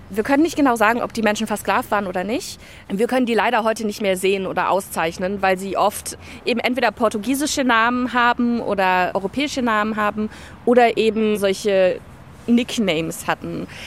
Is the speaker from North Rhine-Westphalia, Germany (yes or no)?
yes; Duisburg, North Rhine-Westphalia, Germany; in Duisburg, mitten im Ruhrgebiet. Ich bin auch ein Ruhrgebietskind durch und durch, durch meine Erziehung. Mein Vater kommt aus Mali, meine Mama kommt aus Deutschland